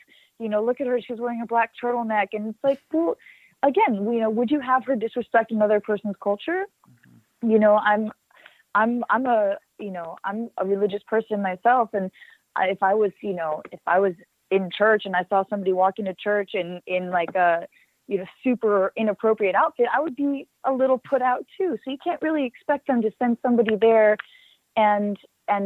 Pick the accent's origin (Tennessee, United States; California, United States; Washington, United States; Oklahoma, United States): California, United States; Los Angeles; it's in L.A. where I'm from